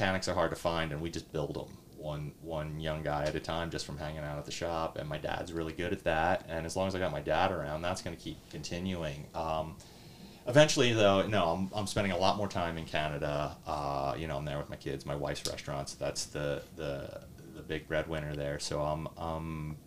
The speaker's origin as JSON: {"language": "English", "town": "Reading", "region": "Pennsylvania", "country": "United States", "tie": "born or raised there", "said": "I grew up in Reading. I grew up in that society"}